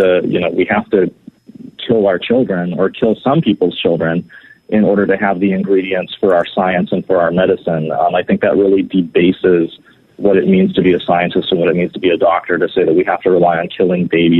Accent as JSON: {"language": "English", "region": "California", "country": "United States", "said": "my home state of California"}